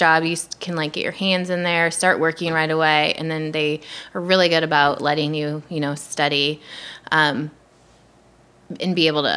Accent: Iowa, United States; moved away as an adult; I was the girl from Iowa that ate meat

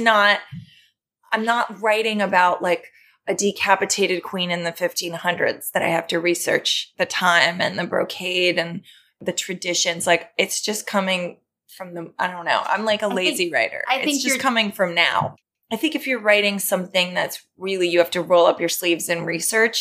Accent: New York, United States; growing up in New York, I feel like I'm an observer. Yeah. I've just lived here for 44 years

